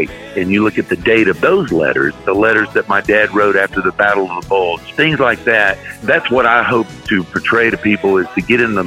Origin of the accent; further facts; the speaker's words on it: Florida, United States; when I moved back to Florida, my home state